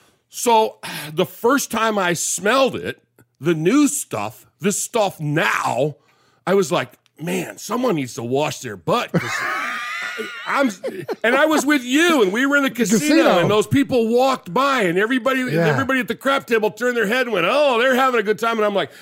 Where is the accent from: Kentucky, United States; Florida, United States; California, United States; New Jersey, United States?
California, United States; You know, growing up in California in the 60s and the 70s